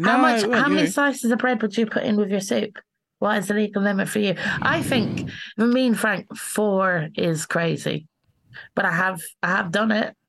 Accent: Ireland; now in London, United Kingdom; Like, I've moved to London. I'm from Ireland originally.

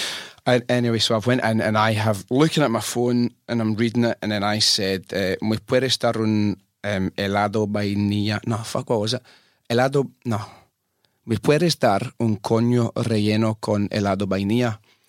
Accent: France; English is a second language; I am from France.

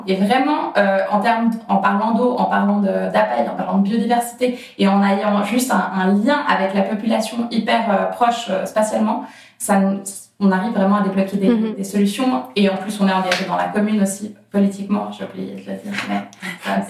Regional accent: Geneva, Switzerland; j'ai grandi à Genève

